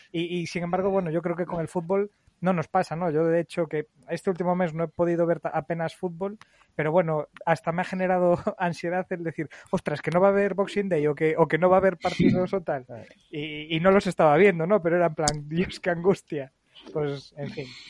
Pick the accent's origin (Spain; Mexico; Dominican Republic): Spain; Galicia; como gallegos que somos